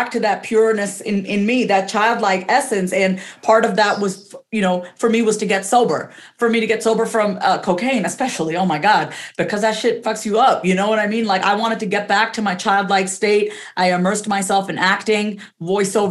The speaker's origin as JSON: {"language": "English", "region": "New York", "country": "United States", "tie": "born or raised there", "said": "I'm first generation, so I was born and raised in New York"}